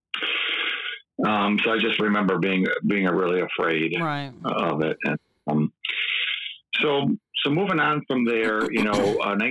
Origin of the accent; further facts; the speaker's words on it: east side of Michigan, United States; accent: Midwestern; also born or lived in Muskegon; now in West Michigan, United States; Grew up on the east side of Michigan